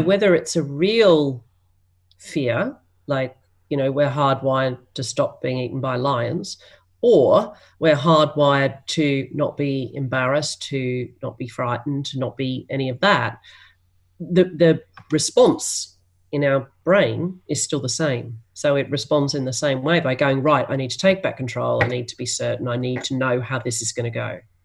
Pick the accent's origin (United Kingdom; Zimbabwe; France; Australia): Australia